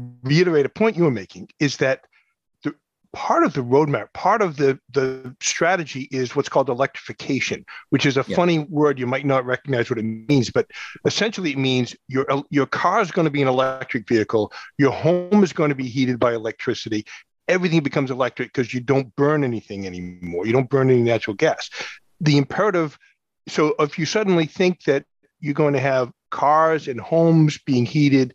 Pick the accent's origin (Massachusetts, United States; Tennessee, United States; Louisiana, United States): Massachusetts, United States; New Bedford; I grew up in New Bedford